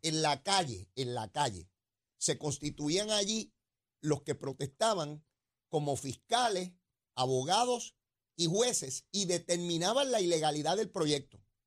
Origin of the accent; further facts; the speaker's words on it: San Juan, Puerto Rico; la gente que nos criamos en Río Piedra